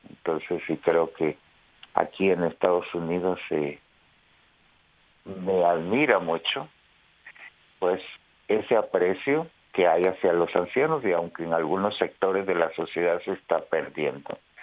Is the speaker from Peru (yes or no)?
no; Guatemala; en mi país de Guatemala